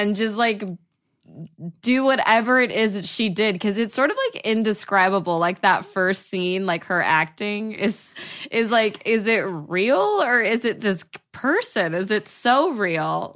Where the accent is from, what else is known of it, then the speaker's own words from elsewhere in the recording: outside of Dallas, Texas, United States; moved away as an adult; now in Los Angeles, United States; I'm from outside of Dallas. So, I'm from a small town